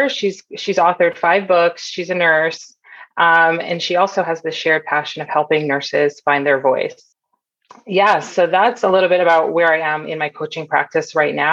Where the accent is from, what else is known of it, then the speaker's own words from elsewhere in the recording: Toronto, Ontario, Canada; moved away as an adult; also born or lived in Bay Area, California; So I grew up in Canada. I grew up in Toronto